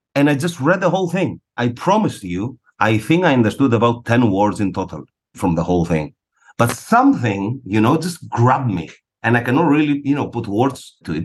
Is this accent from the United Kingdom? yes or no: no; Greece; moved away as an adult; also born or lived in Buenos Aires, Argentina; I was born and raised in Greece.